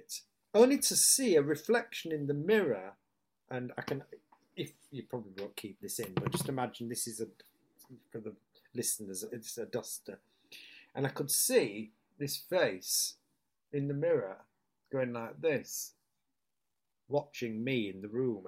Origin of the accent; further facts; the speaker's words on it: Hull, Yorkshire and the Humber, United Kingdom; accent: northern; moved away; it's my hometown